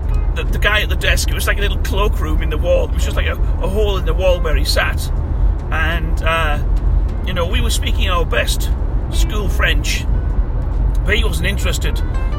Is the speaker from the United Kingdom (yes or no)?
yes; England, United Kingdom; So we ate our ham sandwiches, because we're English. You know, you always, when you're abroad, you always seek out ham sandwiches.